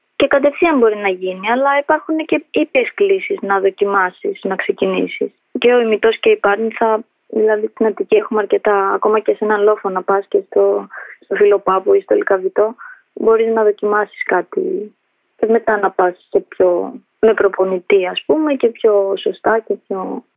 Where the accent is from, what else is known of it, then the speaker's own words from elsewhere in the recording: Athens, Attica, Greece; also born or lived in Tirana, Albania; γεννήθηκα στην Αλβανία, τα Τύρανα. Ήρθαμε με τους γονείς μου στην Ελλάδα όταν ήμουν ενός. Μέναμε από πάντα Αθήνα, Ηλίσια